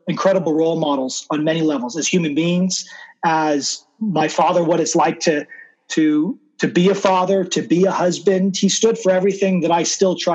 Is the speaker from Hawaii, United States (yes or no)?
no; Burlingame, California, United States; I was born in Burlingame, which is just outside of San Francisco